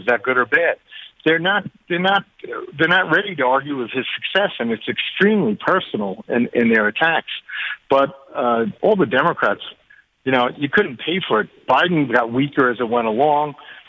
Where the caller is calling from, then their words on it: Jerusalem, Jerusalem District, Israel; Well, I'm calling you from Jerusalem.